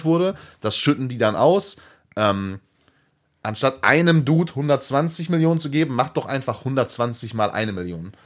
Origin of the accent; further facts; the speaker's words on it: Hattingen, North Rhine-Westphalia, Germany; aus der Hattinger Ecke, da wo ich geboren bin